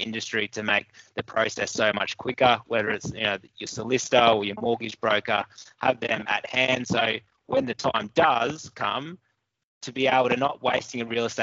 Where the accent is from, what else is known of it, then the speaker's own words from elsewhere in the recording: Brisbane, Queensland, Australia; moved away as an adult; now in Newcastle, Australia; I've been in Newcastle probably 5-6 years now. Originally, I was from Brisbane.